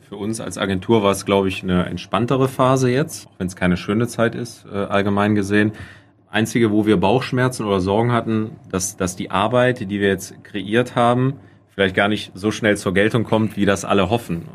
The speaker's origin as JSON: {"language": "German", "town": "Hinsbeck", "region": "North Rhine-Westphalia", "country": "Germany", "tie": "born or raised there", "said": "meine Heimat, meine, mein Heimatdorf Hinsbeck"}